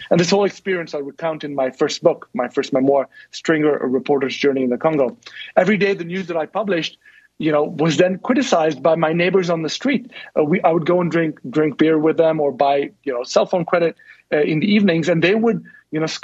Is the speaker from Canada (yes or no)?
no; India; I'm from India